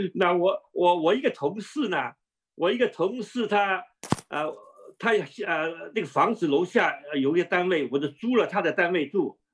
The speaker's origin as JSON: {"language": "Chinese", "country": "Hong Kong", "tie": "born or raised there", "also_born_or_lived": "Shandong", "accent": "南腔北调 (mixed southern and northern)", "moved": "as an adult", "said": "但是在香港长大，后来呢又移民到，呃，呃，外国了"}